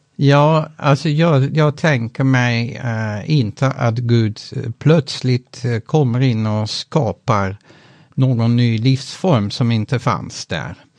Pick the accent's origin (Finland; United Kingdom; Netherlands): Netherlands; moved away as an adult; also born or lived in Utrecht, Netherlands / northern Sweden; now in Sweden; mitt hemland Nederländerna